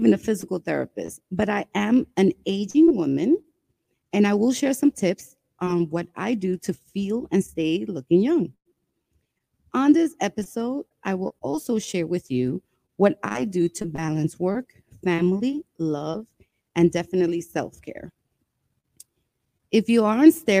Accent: New York City, New York, United States; also born or lived in Brooklyn, New York / Bronx, New York; I was born in Brooklyn, raised in Washington Heights, and now I live in the Bronx.

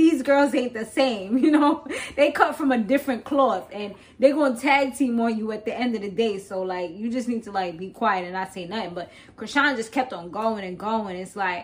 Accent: East Coast, United States; I'm from the East Coast

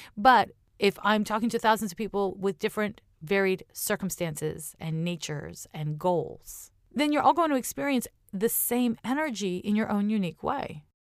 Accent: Montreal, Quebec, Canada; my hometown, Montreal, Quebec

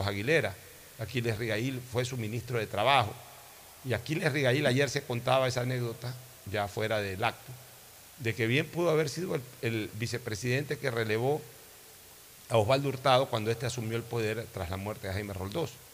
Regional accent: Guayaquil, Guayas, Ecuador; Yo simplemente soy un guayaquileño

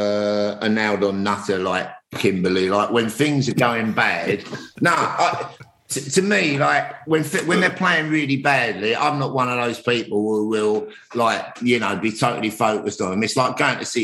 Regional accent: London, United Kingdom; I grew up in Hackney

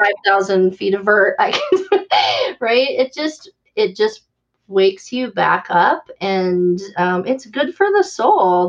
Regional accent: Valparaiso, Indiana, United States; my hometown of Valparaiso, mm. Indiana

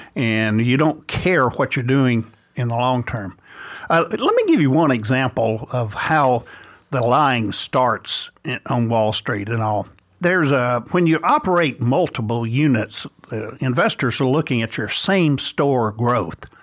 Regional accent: Bossier City, Louisiana, United States; I grew up in Bossier City, Louisiana

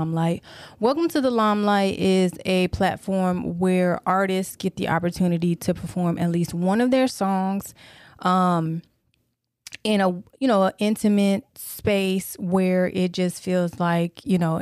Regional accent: Tennessee, United States; also born or lived in Detroit, Michigan; I'm originally from Detroit, but I was raised in Tennessee

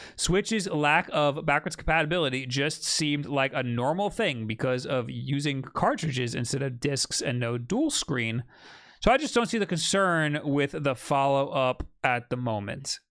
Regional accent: Long Island, New York, United States; accent: Long Island; now in New York City, United States; when I'm around other Long Island people, my accent gets way

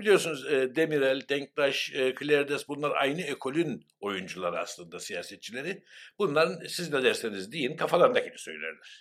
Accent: Cyprus; Ben de Kıbrıslı Türk'üm dedim ve Rumca bilmiyorum dedim.

